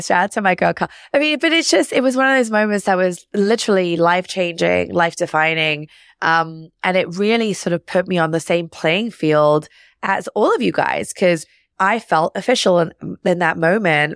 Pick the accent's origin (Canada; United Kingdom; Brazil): United Kingdom; London; moved away as an adult; now in New York, United States; I grew up in London, uh, on the, in the suburbs.